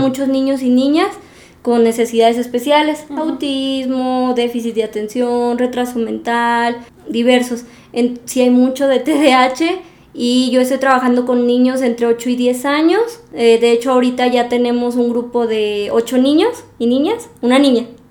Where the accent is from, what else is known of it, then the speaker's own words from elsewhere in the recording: Aguascalientes, Mexico; moved away as an adult; now in Morelia, Mexico; yo soy de Aguascalientes y luego vine a Morelia